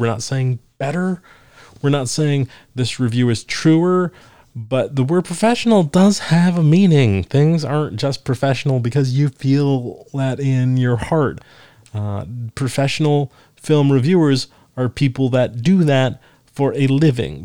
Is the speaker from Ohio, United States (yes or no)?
no; Forsyth County, Georgia, United States; it's from my hometown, if I do the the Forsyth County News from Forsyth County, Georgia